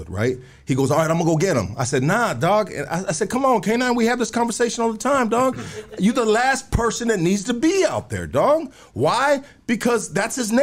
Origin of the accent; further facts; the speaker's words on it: Los Angeles, California, United States; I'm from Northeast LA. You know what I mean? From Highland